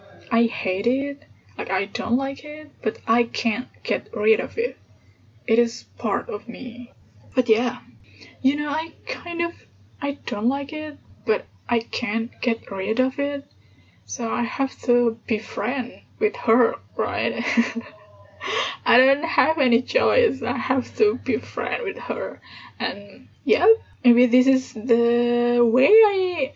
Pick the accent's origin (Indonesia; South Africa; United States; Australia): Indonesia; English is a second language; I'm Indonesian. I was born in Indonesia and also I grew up here. And yeah, English is my third language.